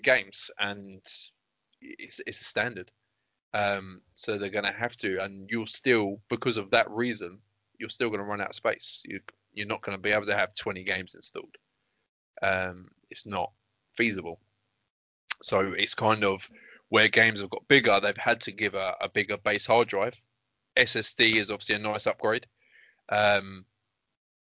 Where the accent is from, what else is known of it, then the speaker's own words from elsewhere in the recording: England, United Kingdom; I am from England.